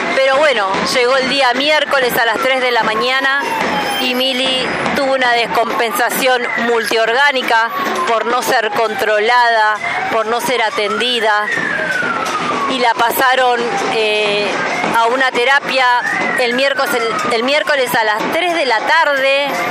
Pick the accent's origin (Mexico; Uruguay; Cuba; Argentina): Argentina; Ituzaingó, Buenos Aires Province; somos de Ituzaingó